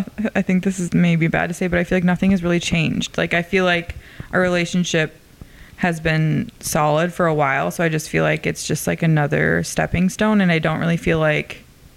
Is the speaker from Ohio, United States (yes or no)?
no; Fargo, North Dakota, United States; I'm from North Dakota.